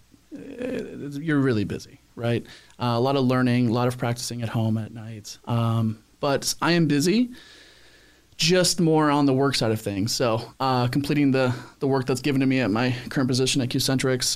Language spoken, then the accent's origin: English; Spanaway, Washington, United States; moved away as an adult; now in San Diego, United States; I grew up in a small town up in Washington State called Spanaway.